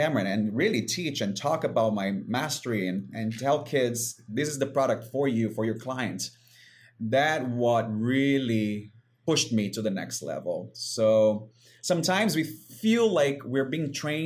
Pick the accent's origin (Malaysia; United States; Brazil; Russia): Brazil; moved away; growing up in Brazil on the beaches